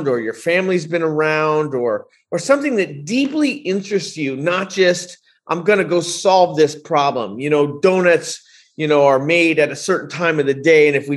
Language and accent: English; Bay Area, California, United States; when I was growing up, you know, I grew up in the Bay Area